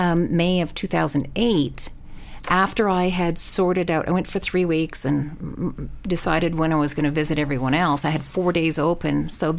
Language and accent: English; Canada; moved away as an adult; now in Sun Valley, United States; It was moving 2,300 miles east to west, Canada to the U.S., Pacific Northwest Mountains. I'm from the Great Lakes area.